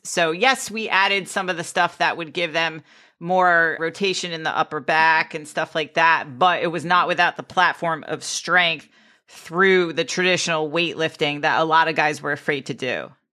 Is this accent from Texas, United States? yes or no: no; Greenwich, Connecticut, United States; I grew up in Greenwich, Connecticut, which was a very wealthy town with nine golf clubs